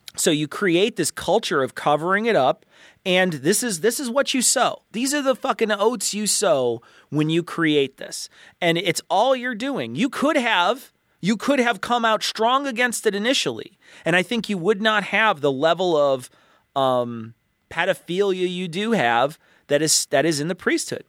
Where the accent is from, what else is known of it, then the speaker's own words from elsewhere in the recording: United States; I'm American